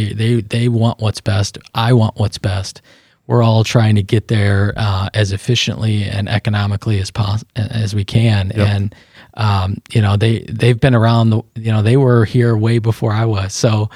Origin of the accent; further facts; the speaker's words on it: United States; I'm an American.